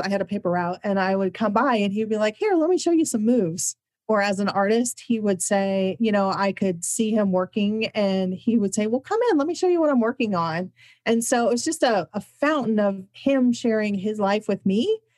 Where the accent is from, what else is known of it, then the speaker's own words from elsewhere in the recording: Midwest, United States; I'm from the Midwest.